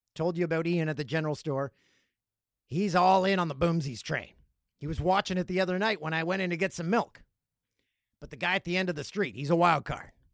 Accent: Peterborough, Ontario, Canada; My hometown, number sixteen on the list, Peterborough

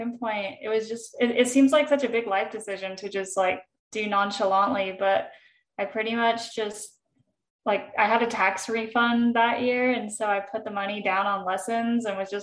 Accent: Texas, United States; moved away as an adult; also born or lived in California / Alabama / Colorado; now in Utah, United States; I grew up most of my life in Texas. Even I was born in California. Formative years in Texas

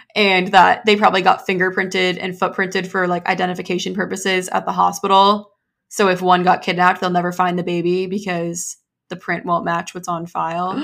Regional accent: United States; an American

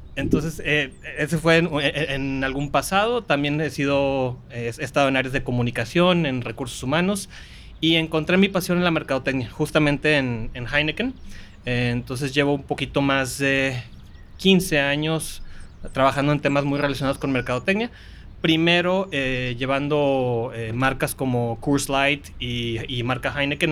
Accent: Manzanillo, Colima, Mexico; moved away; also born or lived in Monterrey, Nuevo León / Mexico City; Yo ya soy regiomontano por nacimiento, costeñito por adopción. Crecí en Manzanillo, Colima

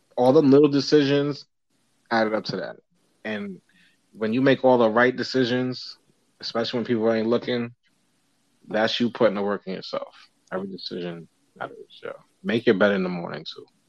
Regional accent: New York City, New York, United States; growing up in New York

